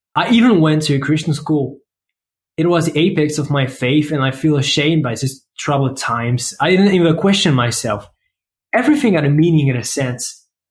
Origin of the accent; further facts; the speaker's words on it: France; accent: French; English is a second language; I come from France, as you can probably tell thanks to my awesome accents.